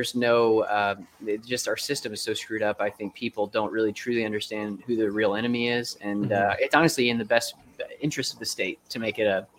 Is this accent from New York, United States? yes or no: no; Florida, United States; now in Tennessee, United States; I'm growing up in Florida, I didn't get seasons at all